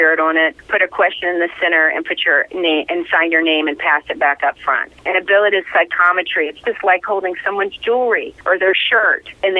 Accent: the South, United States; I'm from the South

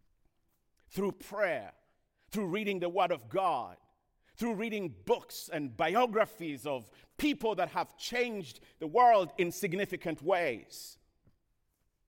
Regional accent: Kenya; moved away; I grew up in Kenya, as you heard, in a small village.

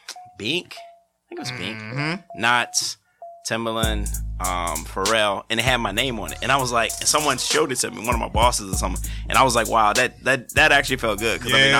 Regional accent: Richmond, Virginia, United States; I grew up in Richmond, Virginia.

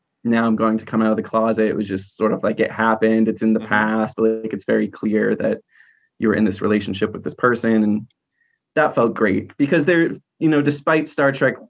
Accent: New Hampshire, United States; moved away as an adult; also born or lived in Lowell, Massachusetts / Baltimore County, Maryland; now in Baltimore, United States; I grew up in New Hampshire. I was born in Lowell, Massachusetts, which is a small city outside of Boston. But most of my childhood and teenage years were spent in New Hampshire

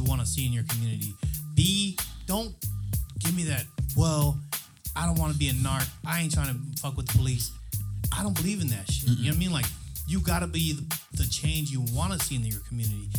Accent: San Diego, California, United States; growing up in Southeast San Diego, it's such a melting pot of people

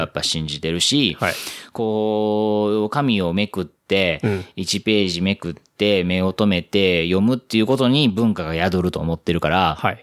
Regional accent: Osaka, Japan; accent: Osaka dialect; moved away as an adult; now in Tokyo, Japan; 大阪の人間

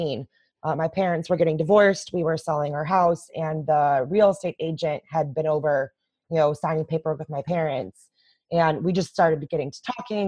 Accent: just outside of Chicago, Illinois, United States; in my hometown, in the just outside of Chicago

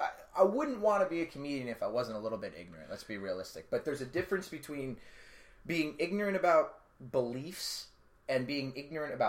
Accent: New York, United States; accent: New York; My New York accent?

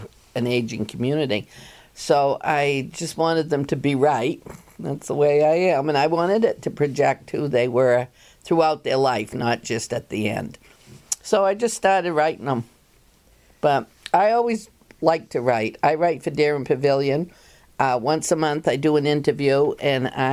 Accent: Portland, Maine, United States; born or raised there; also born or lived in Quincy, Massachusetts

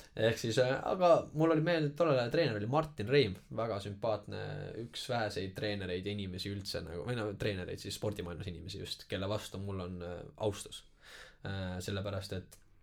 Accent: Tallinn, Harju County, Estonia; kasvasin üles Tallinna vangla juures seal Magasini tänaval

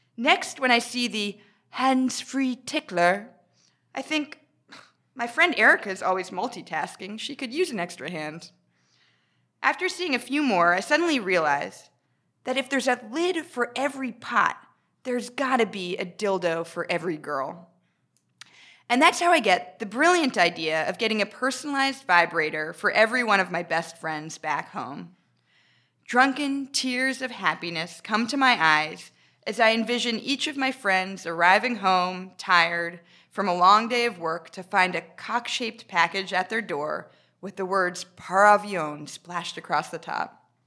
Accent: United States; moved away as an adult; now in United Kingdom; I'm American

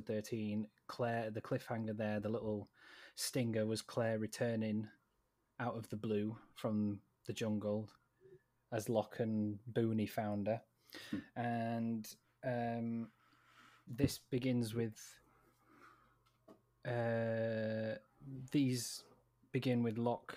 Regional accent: Sheffield, Yorkshire and the Humber, United Kingdom; we're from Sheffield

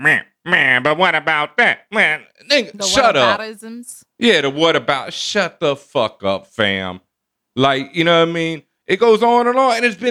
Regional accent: Houston, Texas, United States; I grew up in Houston, Texas

